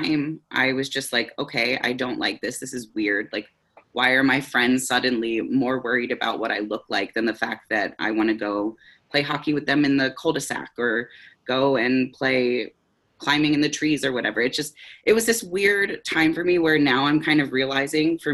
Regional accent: Pennsylvania, United States; moved away as an adult; now in Seattle, United States; in 2019, my partner Rose and I moved to Seattle from Pennsylvania. So it was kind of this whole, we got married in 2018 and then moved here. And so we moved across the country away from our families and kind of like the communities we grew up

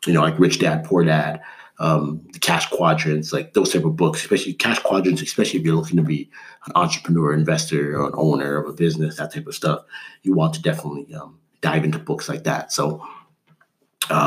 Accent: Canada; I grew up in Canada.

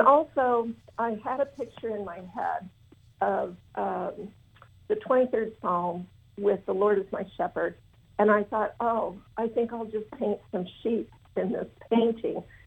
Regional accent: Southwest Iowa, United States; I am from Southwest Iowa, live uh, on an acreage just outside a little town called Essex.

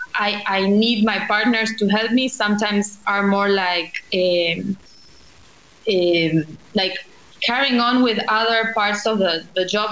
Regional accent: Buenos Aires, Argentina; I am from Buenos Aires. I've lived my whole life here

